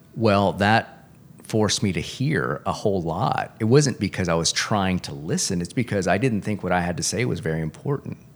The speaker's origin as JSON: {"language": "English", "town": "Corpus Christi", "region": "Texas", "country": "United States", "tie": "born or raised there", "said": "I grew up in Corpus Christi."}